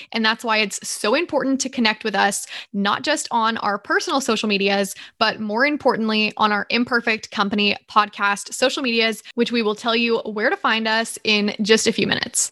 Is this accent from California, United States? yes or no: no; Georgia, United States; moved away as an adult; also born or lived in Nashville, Tennessee; I am originally from the Southeast. So I was raised in Georgia